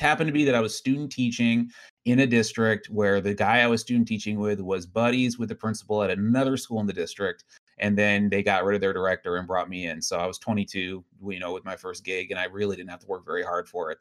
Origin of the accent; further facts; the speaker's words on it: Riverside, California, United States; I grew up in Riverside